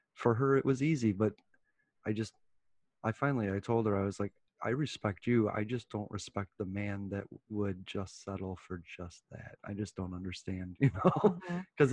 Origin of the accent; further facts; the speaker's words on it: United States; we're American